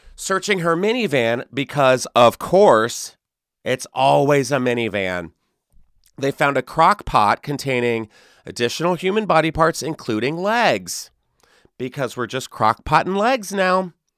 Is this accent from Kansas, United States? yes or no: no; Texas, United States; Texas, my home state